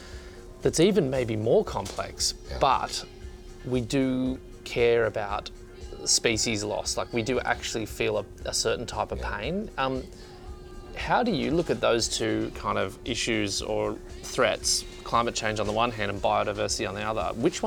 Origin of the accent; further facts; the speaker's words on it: Australia; now in Sweden; being Australian, I live in Sweden, but being an Australian